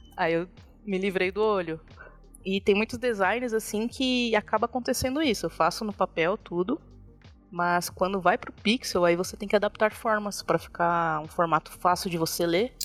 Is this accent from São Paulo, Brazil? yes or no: yes; São Paulo, Brazil; moved away as an adult; now in Extrema, Brazil; A gente morava aí na, em São Paulo, na Zona Norte, freguesia uhum. do Ó.